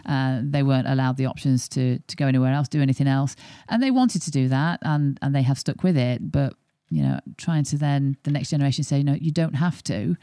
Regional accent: Yorkshire and the Humber, United Kingdom; I'm not born and bred in Yorkshire, but I have been adopted since the age of eight.

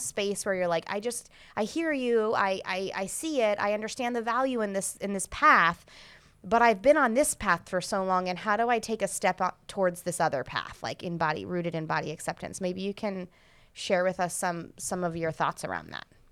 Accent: United States; the culture that I grew up in in the United States

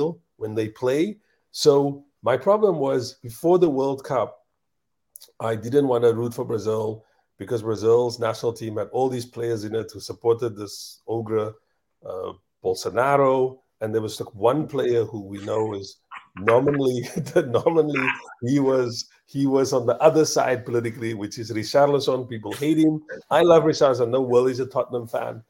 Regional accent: South Africa; we're from Africa, South Africa

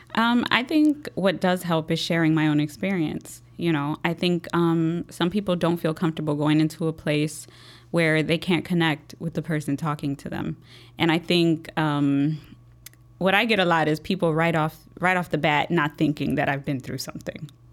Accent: Chicago, Illinois, United States; I was born and raised here in Chicago, um, Logan Square, Humble Park, um, that's where I was raised

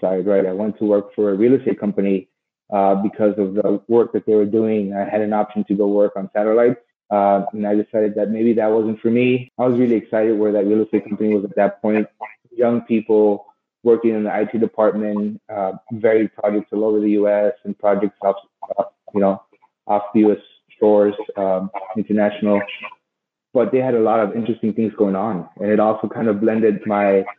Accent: Los Angeles, California, United States; I grew up in South Central Los Angeles.

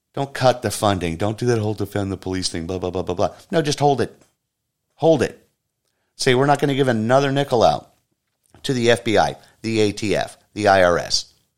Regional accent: United States

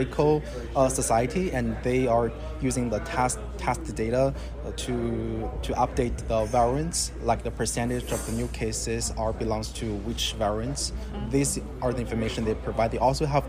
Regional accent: China; now in United States; I'm originally come from China, so I have my friends and families, relatives, they live in China

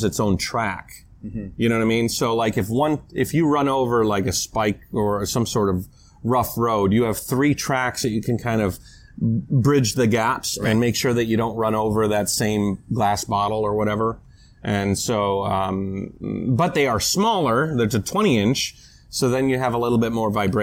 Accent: United States; moved away; I'm an American

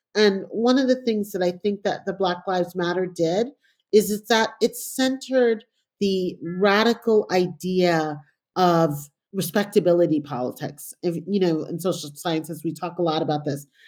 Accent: New York City, New York, United States; also born or lived in Panama / England; I grew up in New York in a time that, you know, in a very impoverished neighborhood

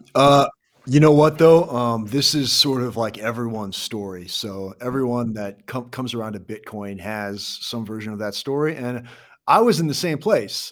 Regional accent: Iowa, United States; now in Kansas City, United States; I grew up in Iowa

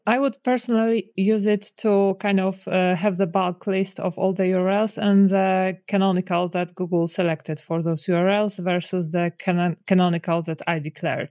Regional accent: Poland; I'm from Poland.

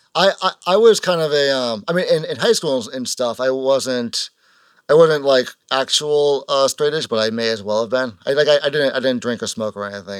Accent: Kingston, Massachusetts, United States; we're from Kingston, which is, like, south of Bo-

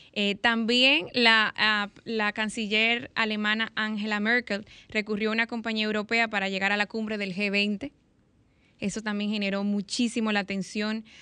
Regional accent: Dominican Republic; nosotros como, como dominicanos

